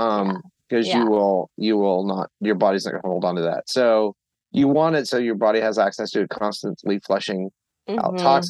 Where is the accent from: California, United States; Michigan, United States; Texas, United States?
Texas, United States; moved away; also born or lived in Tennessee / Pennsylvania; I grew up in Texas and lived in Tennessee for a while